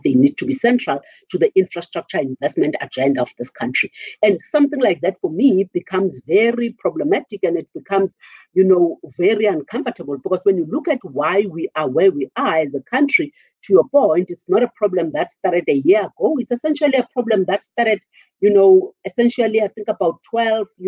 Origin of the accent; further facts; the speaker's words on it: South Africa; as a South African economy